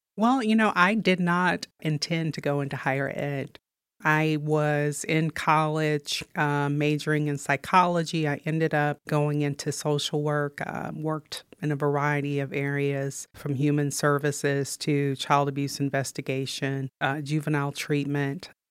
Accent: Missouri, United States; moved away as an adult; also born or lived in Ithaca, New York; Missouri is my home state

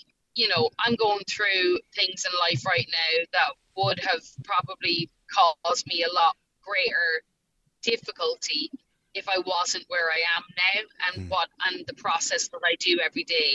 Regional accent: Ireland; accent: Irish; moved away as an adult; now in Nashville, United States; I'm an Irish girl in America with the accent

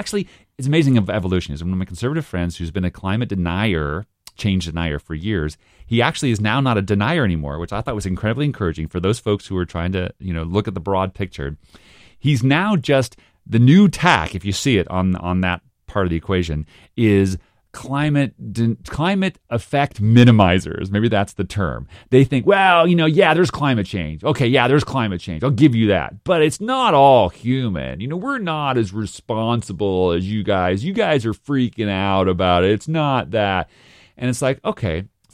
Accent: Texas, United States; you don't like me because I'm a Texan, so I have to be a double strong Texan.

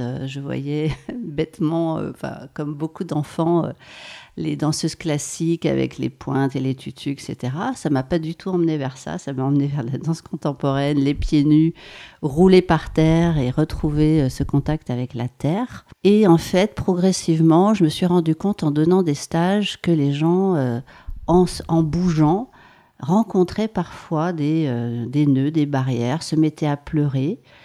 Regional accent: Maurienne, Auvergne-Rhône-Alpes, France; J'ai grandi en Maurienne et je suis née dans les Hautes-Alpes

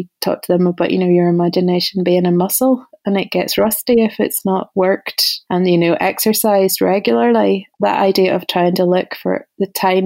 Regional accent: Ballymena, Northern Ireland, United Kingdom; moved away as an adult; also born or lived in United States; whenever you grew up in Ballymena in the 80s.

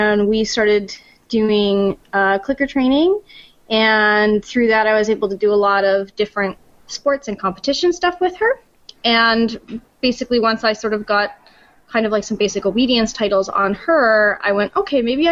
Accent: Canada; moved away; I'm from Canada

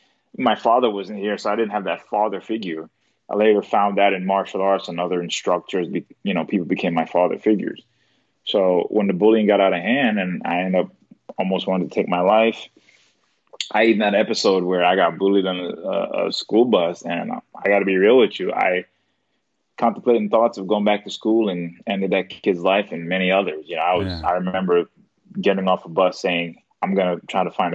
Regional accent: New York, United States; moved away; I'm from New York

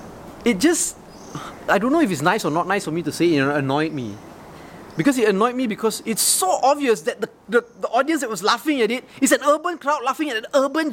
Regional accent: Kuala Lumpur, Malaysia; I grew up in Bangsa.

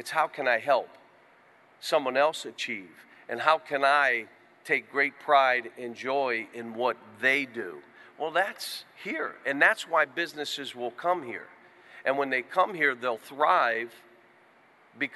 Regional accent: Western Pennsylvania, United States; moved away as an adult; now in Kentucky, United States; the mountains and the hollows and all, that's how I grew up in Western PA

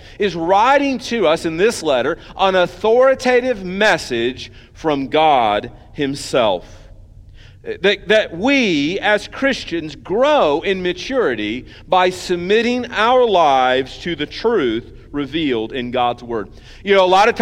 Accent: United States; as Americans

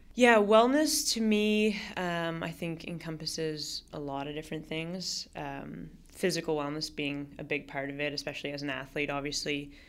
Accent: Toronto, Ontario, Canada; also born or lived in Vancouver; I grew up in Toronto

